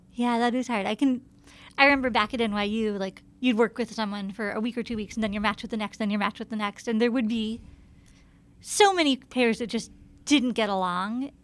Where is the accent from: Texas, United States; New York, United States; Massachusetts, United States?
New York, United States; Ithaca; now in New York, United States; I grew up in Ithaca